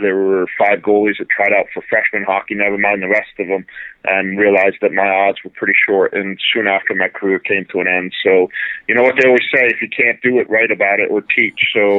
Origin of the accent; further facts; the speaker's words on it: Rhode Island, United States; moved away as an adult; now in New Jersey, United States; I moved away from Rhode Island for college. I went to Syracuse, and then I moved to New Jersey soon after, and I've been here in New Jersey longer than I grew up in Rhode Island.